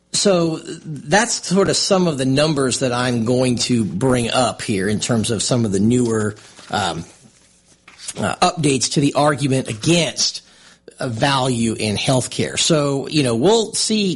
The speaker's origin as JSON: {"language": "English", "area": "Lehigh Valley", "region": "Pennsylvania", "country": "United States", "tie": "born or raised there", "moved": "yes", "said": "where I grew up in Lehigh Valley in Pennsylvania"}